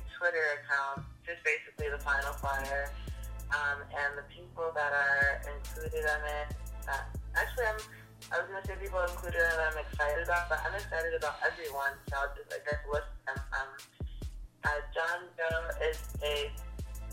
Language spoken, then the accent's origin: English; Trinidad & Tobago; I'm Trinidadian